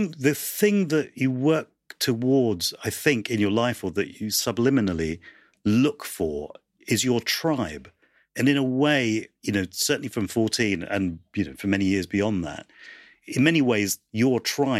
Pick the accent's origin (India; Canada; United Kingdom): United Kingdom; there was nobody out there that represented our experiences of being British and Asian.